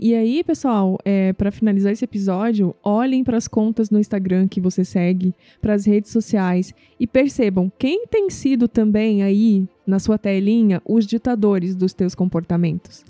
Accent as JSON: {"language": "Portuguese", "region": "Northeast Region", "country": "Brazil", "tie": "born or raised there", "moved": "yes", "said": "eu nasci no Nordeste"}